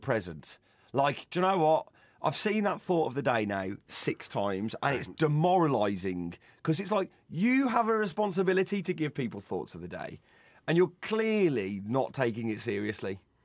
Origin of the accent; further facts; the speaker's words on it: Midlands, United Kingdom; I'm from the Midlands